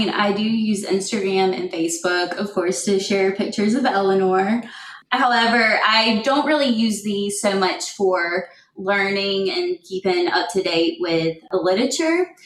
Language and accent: English; Florence, South Carolina, United States; moved away as an adult; also born or lived in Columbia, South Carolina / Memphis, Tennessee; now in Huntsville, United States; I'm originally from Florence, South Carolina